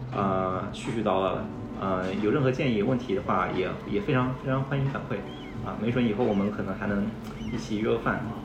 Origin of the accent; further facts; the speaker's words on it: Hangzhou, Zhejiang, China; 我是，我是浙江人，我浙江杭州的，然后从小其实就喝农夫三全